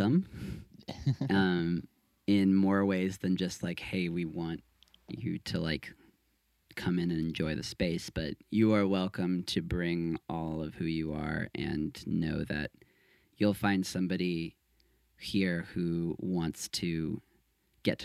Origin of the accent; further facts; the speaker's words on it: San Francisco, California, United States; I grew up in San Francisco